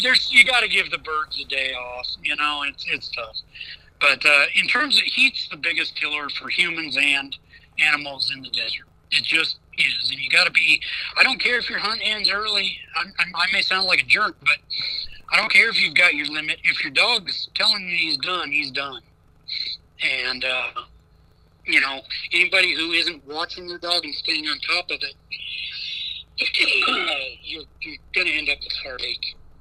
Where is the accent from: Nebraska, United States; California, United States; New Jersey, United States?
Nebraska, United States; Nebraska too much because it's my home state